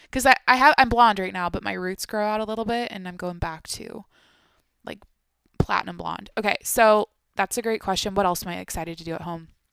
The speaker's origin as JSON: {"language": "English", "region": "Washington", "country": "United States", "tie": "born or raised there", "moved": "as an adult", "lives_now": "San Diego, United States", "said": "I grew up in Washington, so it's the Pacific Northweth"}